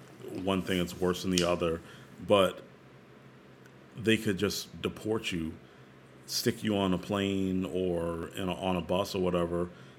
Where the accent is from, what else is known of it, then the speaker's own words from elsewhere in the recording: El Paso, Texas, United States; born there; And it's like, I was born in El Paso.